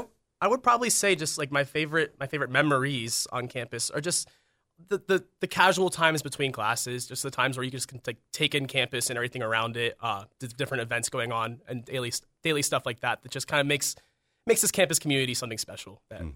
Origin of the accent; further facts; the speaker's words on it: Pittsburgh, Pennsylvania, United States; No, I'm actually originally from Pittsburgh, Pennsylvania.